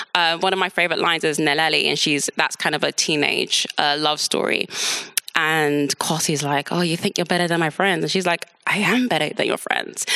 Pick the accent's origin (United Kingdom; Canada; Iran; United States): United Kingdom; London; also born or lived in Nigeria; I was born in London, grew up in London